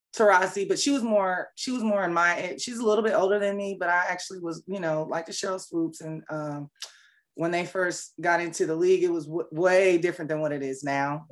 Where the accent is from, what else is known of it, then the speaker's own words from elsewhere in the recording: Fayetteville, North Carolina, United States; moved away as an adult; also born or lived in Seoul, South Korea; now in Atlanta, United States; I'm um, originally from Seoul, Korea, and uh, I was raised in Fayetteville, North Carolina